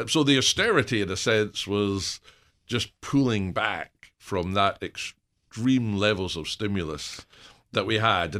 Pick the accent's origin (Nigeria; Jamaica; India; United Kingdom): United Kingdom; Scotland; moved away; being Scottish